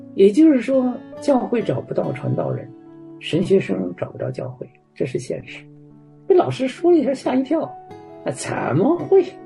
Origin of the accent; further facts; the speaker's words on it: China; 我作为中国人